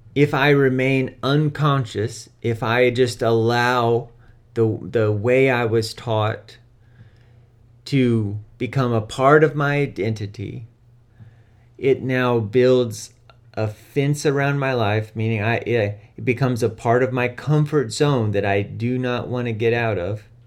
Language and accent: English; United States; I'm American